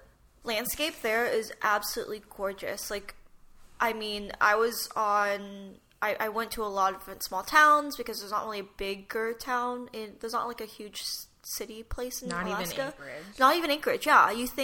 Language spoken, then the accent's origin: English; Philippines; I am Filipino.